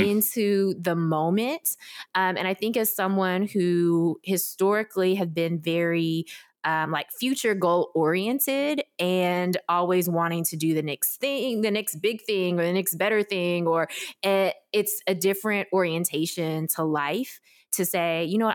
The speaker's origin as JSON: {"language": "English", "town": "Memphis", "region": "Tennessee", "country": "United States", "tie": "born or raised there", "also_born_or_lived": "South Korea", "said": "I grew up in Memphis, Tennessee, without connection to any adoptee community"}